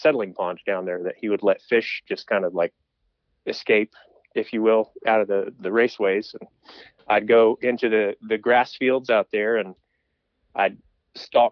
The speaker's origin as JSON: {"language": "English", "town": "Brevard", "region": "North Carolina", "country": "United States", "tie": "born or raised there", "said": "I'm from Western North Carolina, the Asheville area. I grew up in a small town called Brevard"}